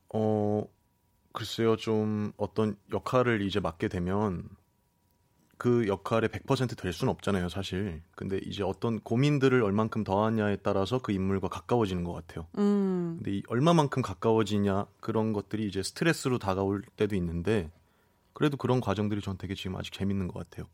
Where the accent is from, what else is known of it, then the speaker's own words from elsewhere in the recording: Seoul Capital Area, South Korea; 저는 수도권이요